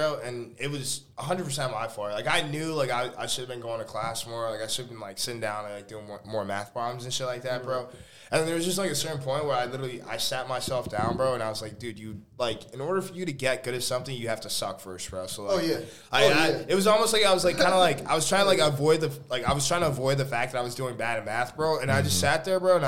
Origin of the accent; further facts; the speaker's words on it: Chicago, Illinois, United States; I'm from Chicago